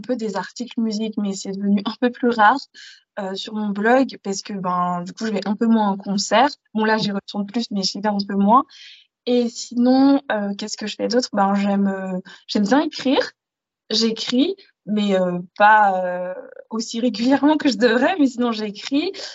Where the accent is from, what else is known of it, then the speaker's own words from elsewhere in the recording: Paris region, Île-de-France, France; j'ai grandi en région parisienne, dans une petite ville perdue, dans une campagne